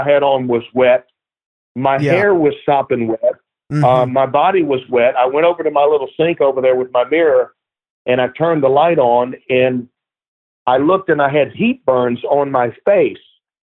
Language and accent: English; Baton Rouge, Louisiana, United States; moved away as an adult; also born or lived in New Orleans; now in California, United States; grew up in Baton Rouge